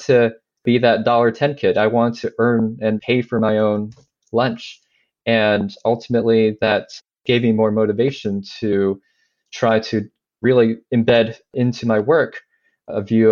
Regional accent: China; moved away; I grew up in China, mainland China, in the early to mid 80s

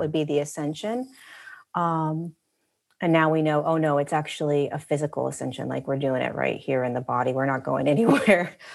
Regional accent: Southern California, United States; We, we grew up in Southern California

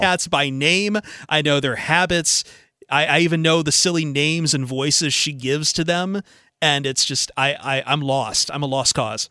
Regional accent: Toledo, Ohio, United States; I grew up in Toledo

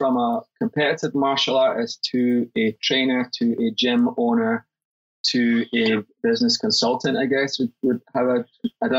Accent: Livingston, Scotland, United Kingdom; also born or lived in Glasgow; So I was born in Scotland. I was born in Glasgow, and we moved to a town called Livingston

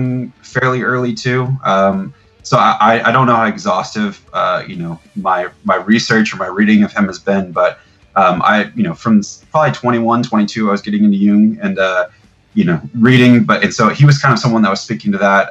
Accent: Tampa, Florida, United States; I grew up in Tampa, Florida

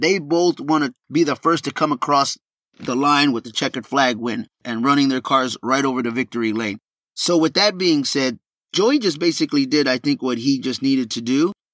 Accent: Texas, United States; born or raised there

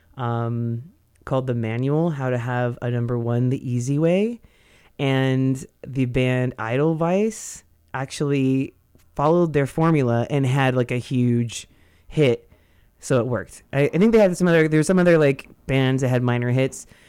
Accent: Modesto, California, United States; I grew up in Modesto

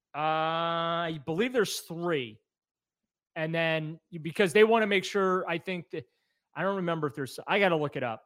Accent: New Orleans, Louisiana, United States; moved away; I was born in New Orleans

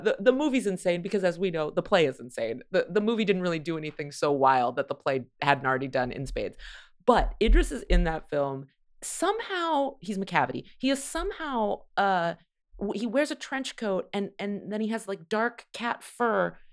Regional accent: California, United States; moved away as an adult; also born or lived in Chicago; now in Los Angeles, United States; I grew up in California, and then I lived in Chicago

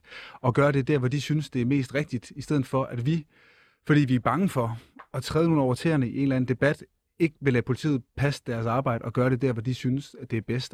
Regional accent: Funen, Southern Denmark, Denmark; Fyn, hvor jeg kommer fra

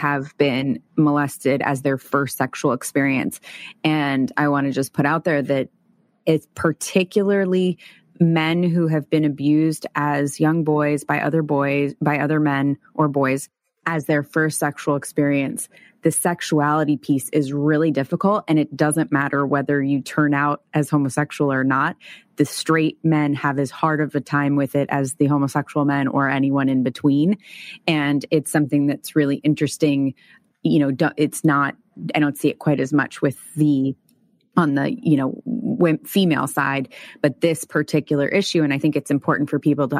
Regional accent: San Francisco Bay Area, California, United States; I grew up mostly in the San Francisco Bay Area

